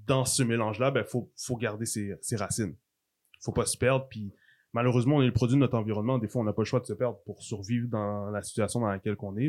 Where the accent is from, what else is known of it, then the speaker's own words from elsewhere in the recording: Quebec, Canada; Je suis haïtien aussi, d'origine mes parents sont haïtiens, c'est ma culture, ça fait partie de mon histoire. Mais je suis né au Québec.